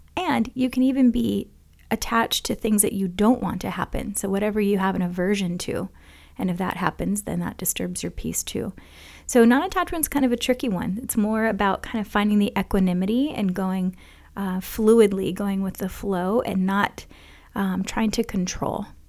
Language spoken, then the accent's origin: English; Hawaii, United States; growing up in Hawaii.